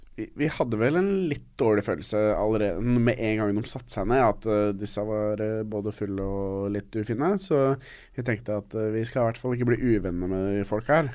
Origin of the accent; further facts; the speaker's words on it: Norway; vi er jo fra Norge.